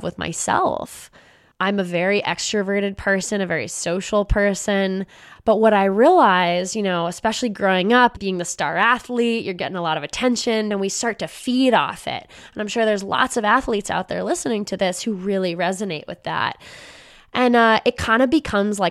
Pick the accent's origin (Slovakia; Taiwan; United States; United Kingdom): United States; Los Angeles, California; right here in my hometown in Los Angeles